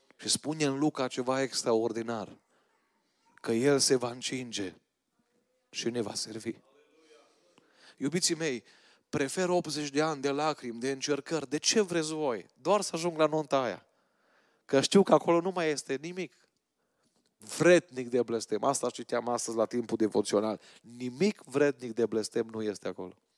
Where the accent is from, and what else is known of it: Romania